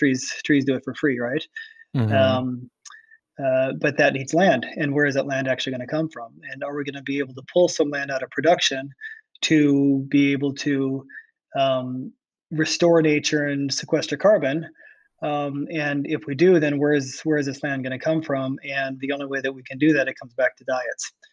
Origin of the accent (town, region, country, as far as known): Iowa, United States; born or raised there